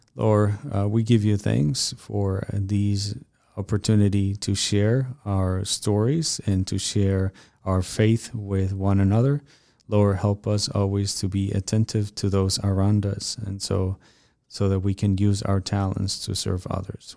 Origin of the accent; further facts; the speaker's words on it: Mexico; moved away as an adult; now in United States; when I moved from Mexico to United States